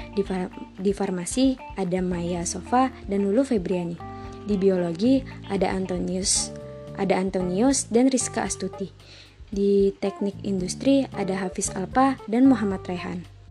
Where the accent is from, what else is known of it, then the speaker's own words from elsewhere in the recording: Bandar Lampung, Lampung, Indonesia; Gua berasal dari Bandar Lampung